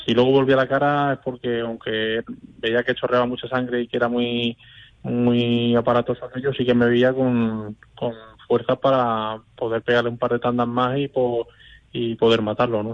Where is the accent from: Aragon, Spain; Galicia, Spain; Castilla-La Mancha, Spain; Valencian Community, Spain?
Castilla-La Mancha, Spain; Albacete; la afición de mi tierra